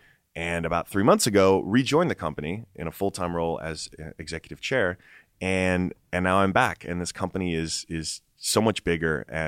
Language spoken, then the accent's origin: English; New York, United States; born there; Like I was born in New York.